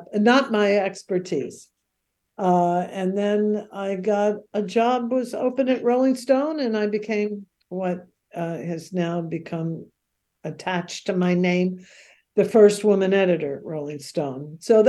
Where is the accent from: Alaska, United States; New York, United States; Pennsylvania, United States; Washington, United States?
New York, United States; New York City; moved away as an adult; now in Santa Barbara, United States; I'm from Queens